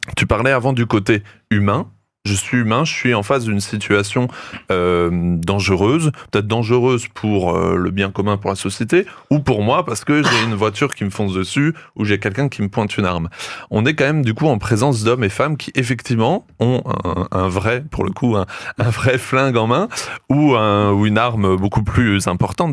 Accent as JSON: {"language": "French", "country": "France", "said": "chez nous en France"}